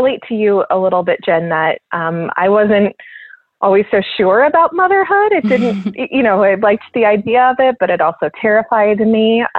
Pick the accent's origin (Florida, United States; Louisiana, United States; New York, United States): Florida, United States; South; also born or lived in Austin / Germany / Michigan; now in Philadelphia, United States; I grew up in South Florida, and I've lived in Austin and overseas and a lot of other places before.